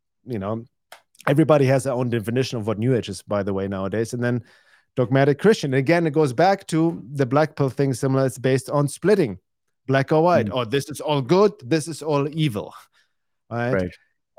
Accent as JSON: {"language": "English", "country": "Germany", "said": "I'm from Europe."}